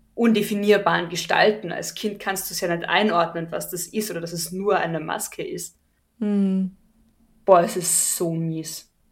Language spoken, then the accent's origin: German; Carinthia, Austria; bei uns in Österreich oder in Kärnten